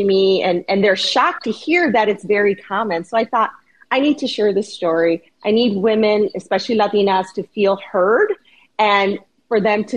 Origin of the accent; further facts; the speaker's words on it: Chicago, Illinois, United States; I'm born and raised in Chicago